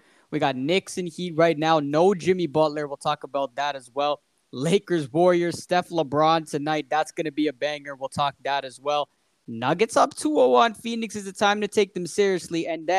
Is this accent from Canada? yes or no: yes; Toronto, Ontario, Canada; as most of y'all know, we're from Toronto